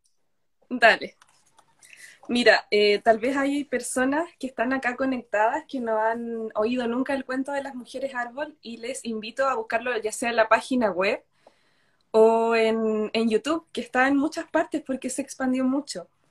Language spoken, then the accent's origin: Spanish; Chile; estoy en Chile, vivo en Chile, nací en Chile.